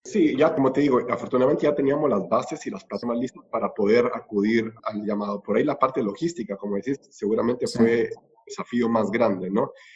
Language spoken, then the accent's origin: Spanish; Guatemala; moved away as an adult; also born or lived in Costa Rica; now in Argentina; soy guatemalteco